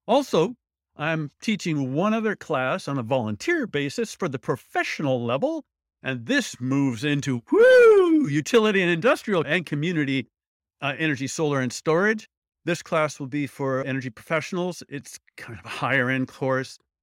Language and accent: English; Midwest, United States; I'm from the Midwest.